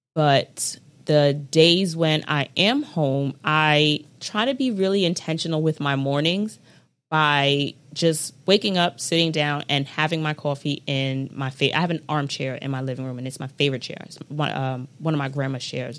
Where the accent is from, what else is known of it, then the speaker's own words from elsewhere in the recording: United States; I'm American